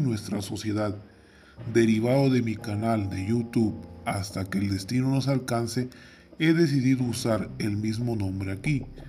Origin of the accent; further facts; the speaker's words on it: Mexico; Soy ciudadano mexicano, joven, preocupado por la situación que atraviesa mi comunidad, mi estado, mi país y el mundo